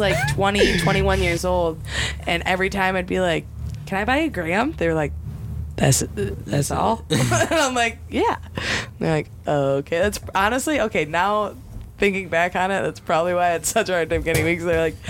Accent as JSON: {"language": "English", "region": "Wisconsin", "country": "United States", "said": "Hey, I don't have any cheese, and I think I do, but I don't, cause I'm from Wisconsin."}